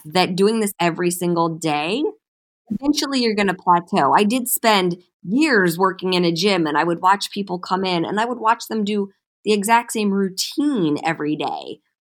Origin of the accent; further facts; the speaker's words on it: Cleveland, Ohio, United States; also born or lived in St. Louis, Missouri; now in Los Angeles, United States; I moved to Los Angeles from Saint Louis, but I was born and raised in Cleveland, Ohio.